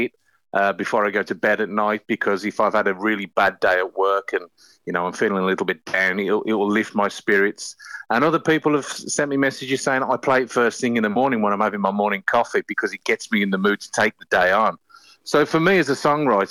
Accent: Birmingham, West Midlands, United Kingdom; accent: Brummie; I am a Brummie.

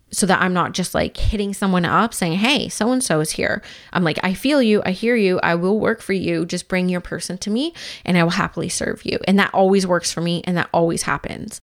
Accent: Vancouver, British Columbia, Canada; now in Squamish, Canada; I grew up in Vancouver and, of course, live in Squamish now

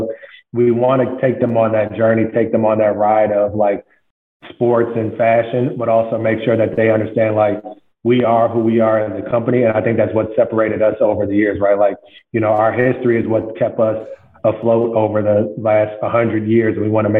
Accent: Midwest, United States; because they're from the East Coast, I'm from the Midwest, I had just a different point of view on sneakers and fashion and culture in general.

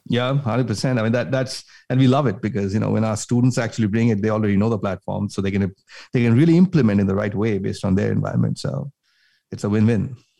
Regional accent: India; moved away as an adult; now in United States; I grew up in India, came all the way from, you know, grew up in India, did my schooling there, came to the U S

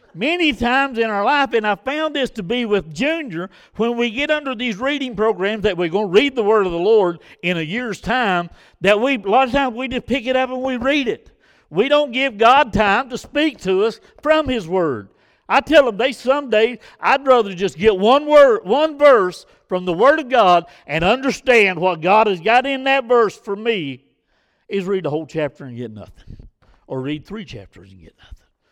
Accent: United States; our problem as American people

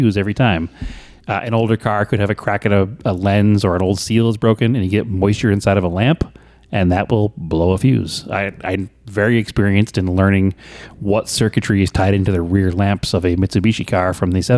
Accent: just north of Boston and Salem, New England, Massachusetts, United States; now in Phoenix, United States; I'm from New England. I grew up just north of Boston and Salem, and I moved here to Phoenix

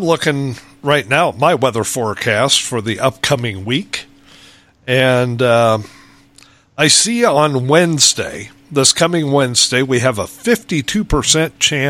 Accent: Lincoln, Nebraska, United States; when I was a kid growing up in Lincoln, Nebraska, we had snow all winter.

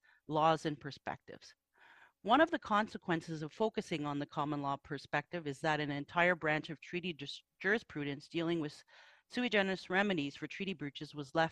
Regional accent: Canada; I'm Bear Clan from Chiging First Nation

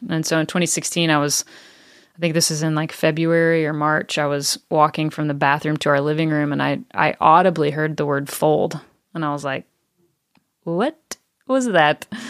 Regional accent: the South, United States; now in Franklin, United States; I grew up in the South

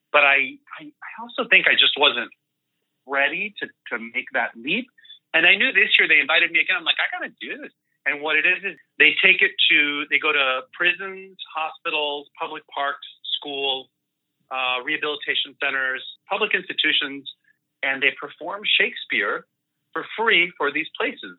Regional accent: El Centro, California, United States; first language Spanish; English is a second language; also born or lived in Mexico City, Mexico / Puerto Rico; I moved to El Centro, California, just before turning three

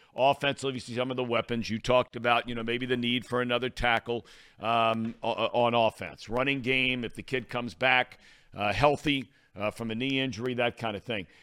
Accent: Cincinnati, Ohio, United States; one of my best friends growing up in Cincinnati, lived a few blocks away

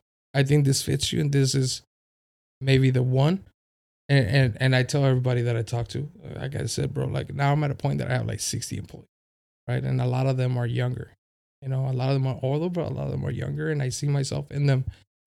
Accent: City Heights, California, United States; I told him we both come from City Heights. You know, we grew up in City Heights.

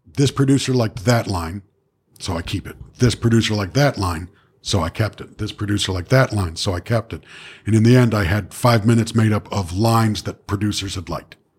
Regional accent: Toronto, Ontario, Canada; a girl I grew up with in Etobicoke

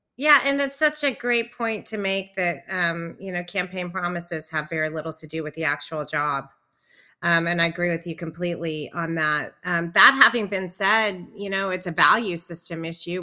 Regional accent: Nashville, Tennessee, United States; I grew up in Nashville and had a band

